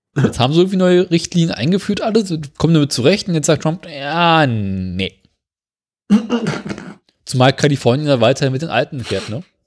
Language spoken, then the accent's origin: German; Berlin, Germany